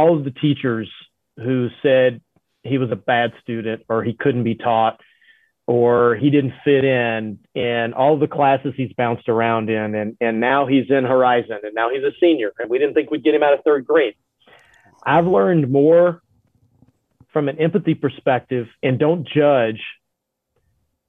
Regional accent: Louisiana, United States; moved away as an adult; also born or lived in Jackson, Tennessee / Birmingham, Alabama / Michigan / Nebraska; now in Omaha, United States; I grew up in Louisiana, went to Louisiana Tech

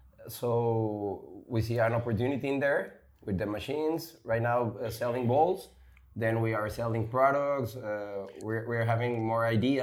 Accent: Mexico City, Mexico; now in Monterrey, Mexico; I was born in Mexico City.

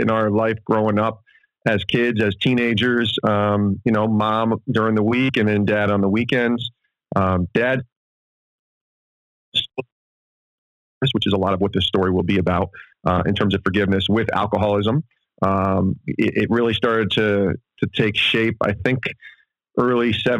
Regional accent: Ravena, New York, United States; also born or lived in Penfield, New York; grew up in, as upstate as where you guys are, but in the Albany area and a little town called Ravenna

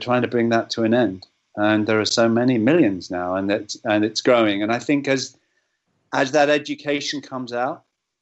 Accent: England, United Kingdom; as an Englishman

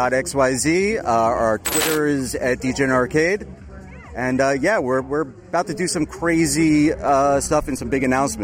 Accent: New York City, New York, United States; I'm from Brooklyn, New York.

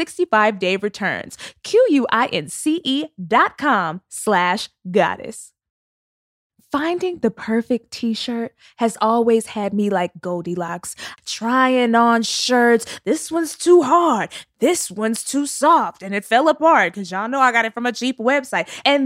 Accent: Texas, United States; I'm from Texas, and I still wonder why people was naming their

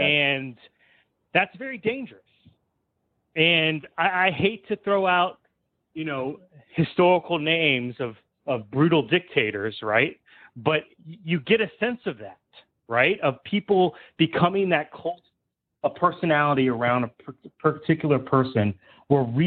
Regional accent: Polk County, Florida, United States; I was raised in Polk County.

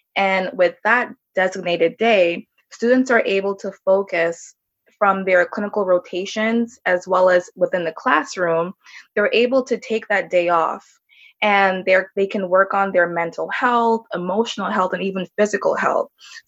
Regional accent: Jamaica; born there; because I was born in Jamaica. And my family's from Jamaica, so it felt like I was at home.

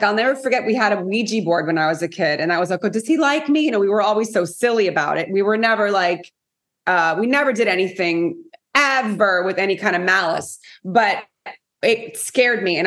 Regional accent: South Florida, United States; also born or lived in Montreal, Canada; So they came to South Florida and we never left. So that was, I won't say how many years ago, many. So, you know, I grew up in South Florida

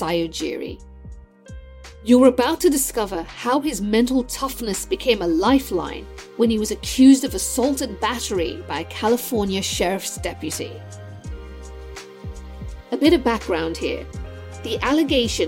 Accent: Sierra Leone; moved away; also born or lived in London; Growing up in West Africa

